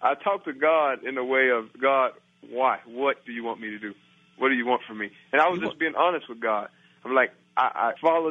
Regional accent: Texas, United States; moved away as an adult; now in Las Vegas, United States; I'm from Texas

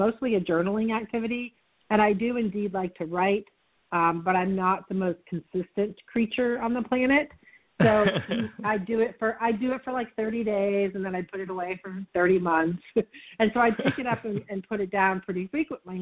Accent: Vermont, United States; moved away as an adult; also born or lived in upstate New York / Texas; I grew up in Vermont, and I spent the first couple of decades of my life, well, almost three decades of my life in Vermont and upstate New York.

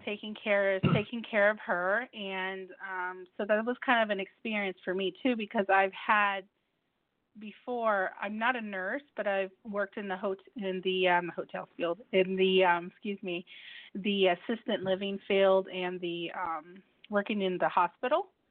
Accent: United States; also born or lived in Mexico; Even though I am Mexican American, but I do eat, I eat the foods here in the United States

